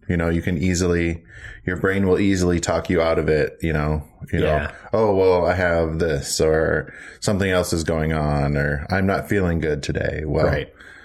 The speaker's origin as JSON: {"language": "English", "region": "Minnesota", "country": "United States", "said": "I'm from Minnesota, land of 10,000 lakes."}